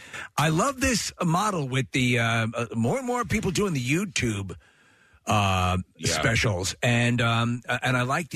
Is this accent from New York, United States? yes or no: yes; New York, United States; moved away; I was born and raised in New York